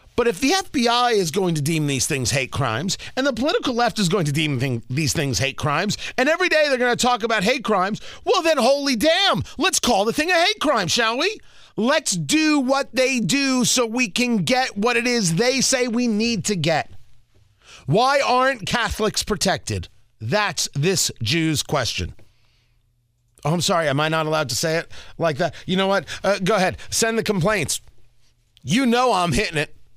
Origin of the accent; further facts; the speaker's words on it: Middletown, New Jersey, United States; moved away; I grew up in Middletown, New Jersey